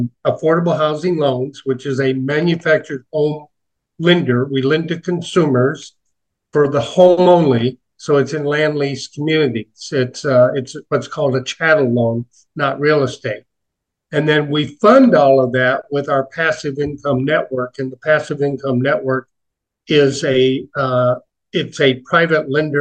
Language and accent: English; Chicago, Illinois, United States; I was born in the Chicago area, Old Cook County Hospital, many years ago